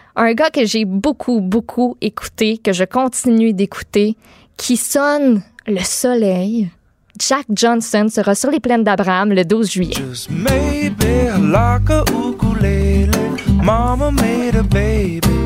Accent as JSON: {"language": "French", "town": "Quebec City", "region": "Quebec", "country": "Canada", "said": "chez nous à Québec"}